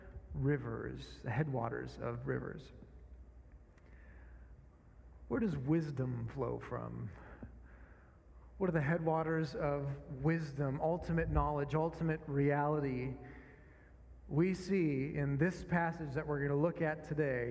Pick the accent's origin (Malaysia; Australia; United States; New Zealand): United States; northern Minnesota; moved away; I grew up in a small town in Minnesota, not quite Canada, but getting pretty close